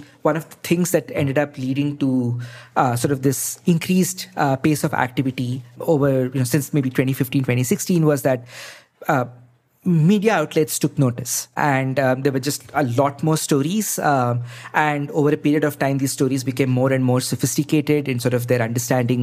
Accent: India; As an Indian citizen

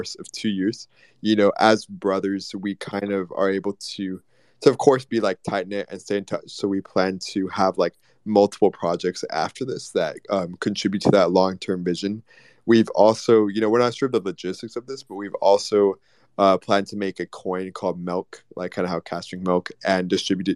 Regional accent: Texas, United States; we're from Texas

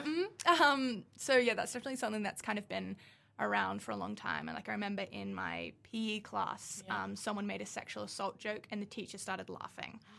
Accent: Newcastle, New South Wales, Australia; moved away; I come from Newcastle

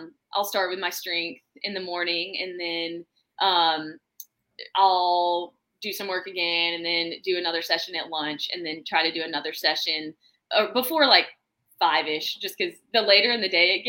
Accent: Birmingham, Alabama, United States; I'm from Birmingham, Alabama.

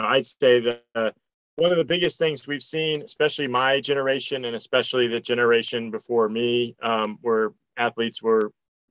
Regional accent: Florida, United States; moved away; also born or lived in Austin, Texas; my home state where I grew up in Florida

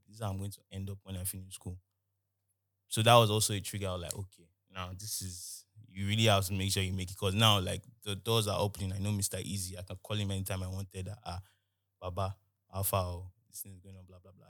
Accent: Nigeria; I'm from Nigeria

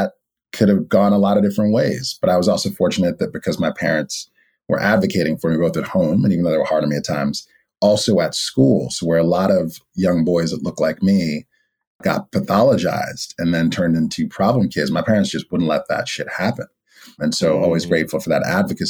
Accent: New York City, New York, United States; I'm born and raised in Brooklyn

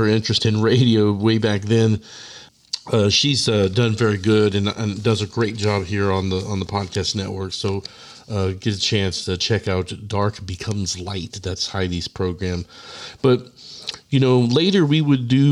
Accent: Austin, Texas, United States; my hometown of Austin

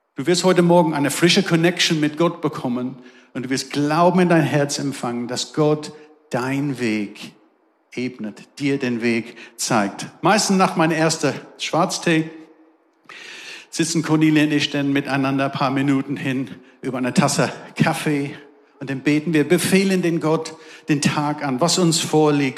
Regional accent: England, United Kingdom; German is a second language; now in Darmstadt, Germany; Ihr merkt, ich habe einen besonderen Akzent. Ich komme aus England

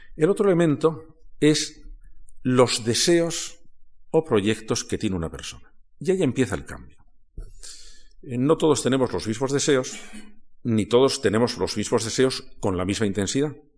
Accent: Toledo, Castilla-La Mancha, Spain; Yo soy de Toledo.

